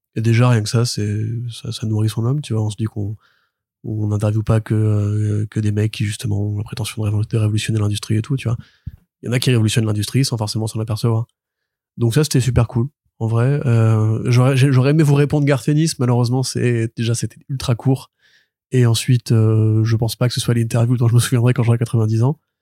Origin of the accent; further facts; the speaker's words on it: Paris suburbs, Île-de-France, France; j'ai grandi à Paris, enfin en banlieue parisienne